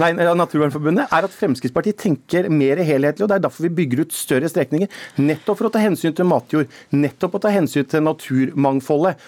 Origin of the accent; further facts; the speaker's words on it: Telemark, Norway; hjemme i Telemark